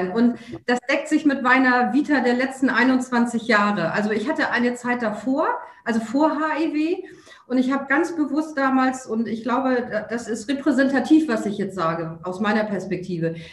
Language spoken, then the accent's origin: German; Hamburg, Germany; der Weg als Hamburgerin ins Hamburger Rathaus ähm, ist deutlich leichter und schneller als der Weg aus Hamburg oder Berlin